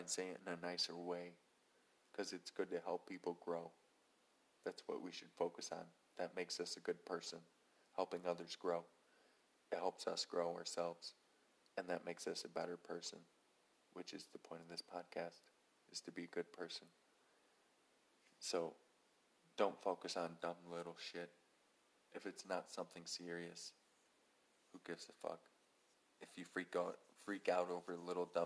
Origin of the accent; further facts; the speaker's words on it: United States; we're all American